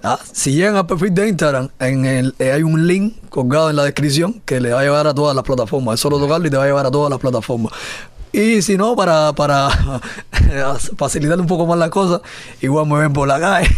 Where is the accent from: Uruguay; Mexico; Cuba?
Cuba; en mi país, mi trabajo no, no se conozca precisamente por esto, por la censura